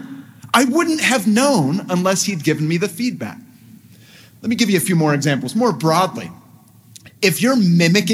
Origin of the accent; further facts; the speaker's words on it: San Francisco Bay Area, California, United States; moved away as an adult; also born or lived in Los Angeles, United States / London, United Kingdom; I was raised in the San Francisco Bay Area, a very musical place.